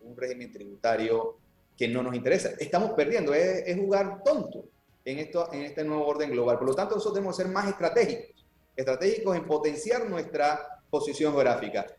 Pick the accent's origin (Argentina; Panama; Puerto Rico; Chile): Panama; como panameños